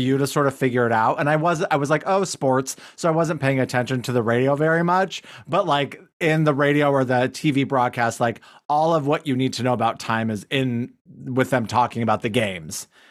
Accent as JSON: {"language": "English", "country": "United States", "said": "I'm typical American in that way"}